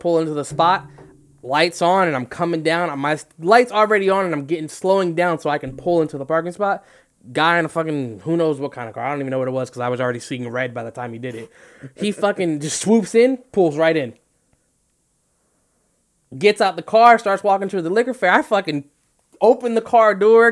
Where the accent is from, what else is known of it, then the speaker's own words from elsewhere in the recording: New Jersey, United States; We're from Jersey